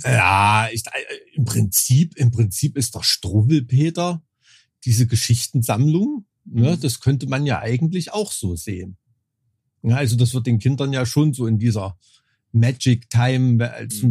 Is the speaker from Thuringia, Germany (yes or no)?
yes; Thuringia, Germany; aufgewachsen bin in Thüringen